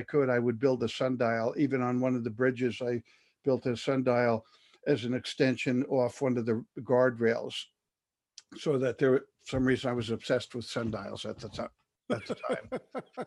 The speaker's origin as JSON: {"language": "English", "country": "United States", "said": "being an American"}